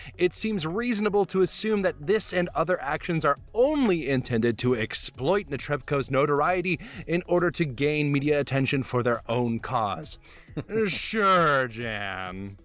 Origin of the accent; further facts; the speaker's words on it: Alabama, United States; I come from Alabama, which is not the same as Chicago or New York